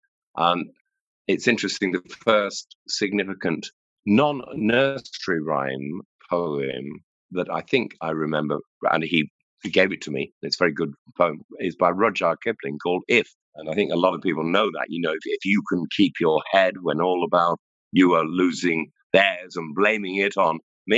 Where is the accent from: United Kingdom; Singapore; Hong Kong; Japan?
United Kingdom; Stockport, North West England; moved away as an adult; also born or lived in Manchester; now in Ireland; I was born in St. Mary's Hospital in Manchester, but then my parents, actually, my father was a butcher and he had a butcher shop in Stockport with my Kenneth, with my mother, Bren, bless her. And so I grew up actually in Stockport